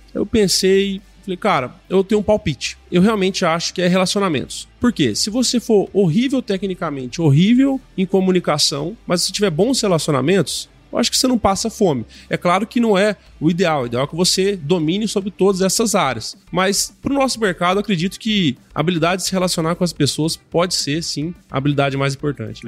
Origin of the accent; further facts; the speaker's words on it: Uberaba, Minas Gerais, Brazil; Eu sou nascido em Uberaba, né, Minas Gerais, lá no Triângulo Mineiro.